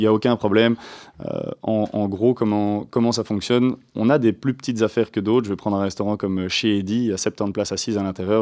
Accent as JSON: {"language": "French", "town": "Waterloo", "region": "Wallonia", "country": "Belgium", "said": "Waterloo, c'est d'ancienneté. On est de Waterloo"}